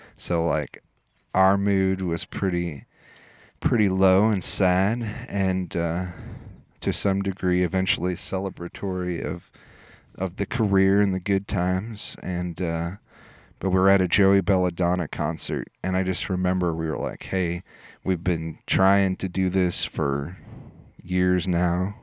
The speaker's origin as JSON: {"language": "English", "town": "Des Moines", "region": "Iowa", "country": "United States", "tie": "born or raised there", "said": "I grew up in Des Moines"}